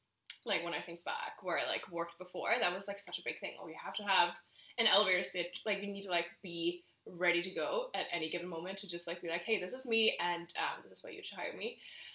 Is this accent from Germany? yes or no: yes; Germany; English is a second language; moved away as an adult; now in Canada; I'm originally from Germany, so I moved here almost 9 years ago now